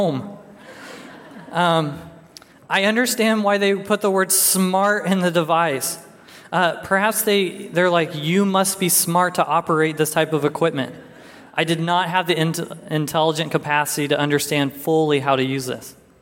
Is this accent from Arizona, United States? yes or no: yes; Arizona, United States; moved away; I'm originally from Arizona